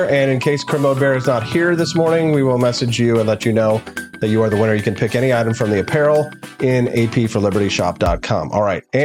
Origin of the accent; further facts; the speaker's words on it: the South, United States; Okay, so uh, I'm from the South in the U.S., and I always pronounce it without the C.